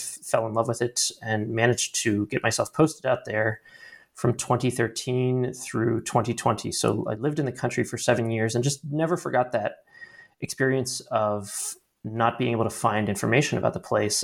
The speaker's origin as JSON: {"language": "English", "town": "Baltimore", "region": "Maryland", "country": "United States", "tie": "born or raised there", "also_born_or_lived": "Washington, D.C.", "moved": "yes", "said": "I am originally from Baltimore, Maryland"}